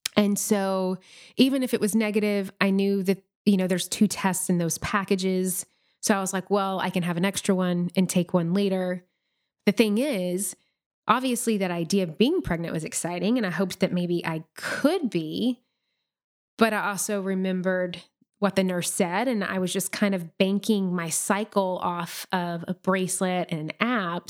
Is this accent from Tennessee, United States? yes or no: yes; Nashville, Tennessee, United States; moved away as an adult; we made the move back to Nashville, which is my hometown this past summer.